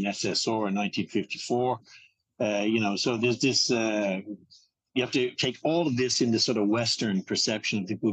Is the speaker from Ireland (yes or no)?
yes; Ireland; I would be familiar with being Irish and having grown up in Ireland